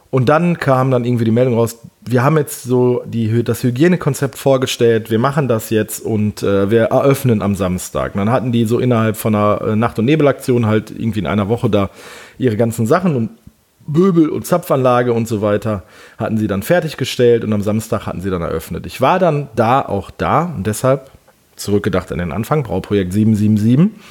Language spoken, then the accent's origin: German; Wesel, North Rhine-Westphalia, Germany; Denn hier bei uns in Wesel gibt es, äh, äh, beziehungsweise die Stadt Wesel ist so um die 800 Jahre alt. Die hat früher mal eine Festungsmauer gehabt. Wesel war mal eine Hansestadt, also meine Heimatstadt.